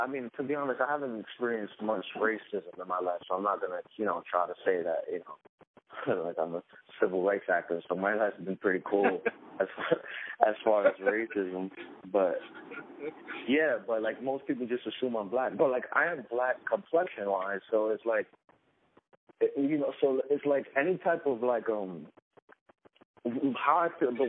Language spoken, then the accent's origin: English; New York City, New York, United States; first language Spanish; also born or lived in Brooklyn, New York; I was born in Brooklyn, actually. I lived in Brooklyn the first 10 years of my life, and then I moved to Queens when I was like 10 or 11, and I've been here ever since. So I consider myself Queens